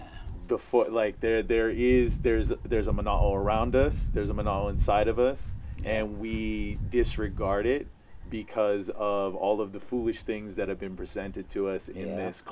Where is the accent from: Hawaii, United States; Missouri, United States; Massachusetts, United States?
Hawaii, United States; I think that's I felt on my journey of being Hawaiian on the mainland was that there's some weird self-doubt that we as a nation have had since the overthrow.